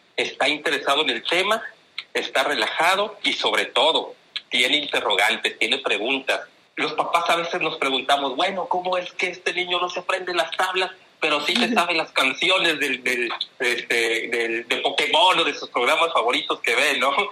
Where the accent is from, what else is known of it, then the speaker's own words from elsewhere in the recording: Tampico, Tamaulipas, Mexico; accent: northern; also born or lived in Monterrey; now in Ciudad Victoria, Mexico; mi acento es diferente porque soy del norte, soy de, soy de Tamaulipas. Y bueno, pues eh, eh, me ha tocado, yo, yo, yo, nací en Tampico, Tamaulipas